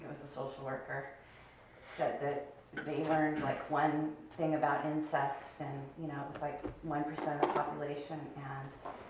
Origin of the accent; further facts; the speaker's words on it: Sacramento, California, United States; Well, I was born in Sacramento, California.